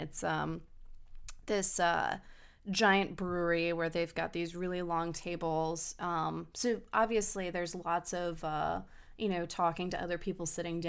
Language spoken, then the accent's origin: English; Germany; born there; Well, it was my dad recommended it to me, and I was born in Germany.